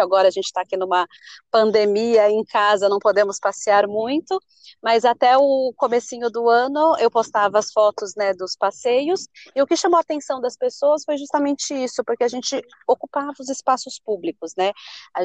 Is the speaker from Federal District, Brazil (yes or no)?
no; São Paulo, Brazil; also born or lived in Campinas; eu nasci aqui em São Paulo, é, no bairro de Pirituba. Eu morei durante 10 anos aqui em São Paulo, depois eu cresci em Campinas e voltei para cá para estudar.